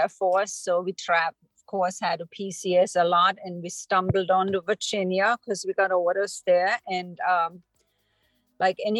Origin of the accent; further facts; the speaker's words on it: Germany; moved away as an adult; now in United States; I'm originally from Germany. I grew up there. I moved to the United States in my late 20s.